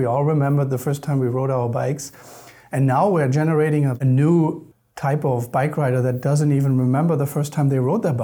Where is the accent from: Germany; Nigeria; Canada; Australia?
Germany; moved away as an adult; also born or lived in Louisiana, United States; now in United States; I'm originally from Germany, so I grew up in Germany.